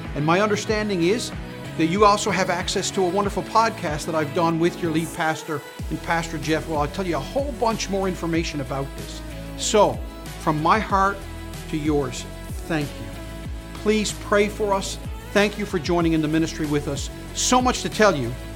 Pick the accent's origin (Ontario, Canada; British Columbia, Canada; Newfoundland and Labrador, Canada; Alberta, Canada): Newfoundland and Labrador, Canada; St. John's; being a pastor here in my hometown and home city